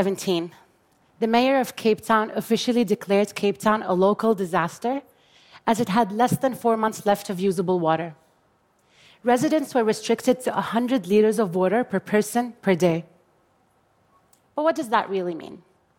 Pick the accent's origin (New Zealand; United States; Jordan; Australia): Jordan; I grew up in Jordan, a water-poor country that has experienced absolute water scarcity since 1973.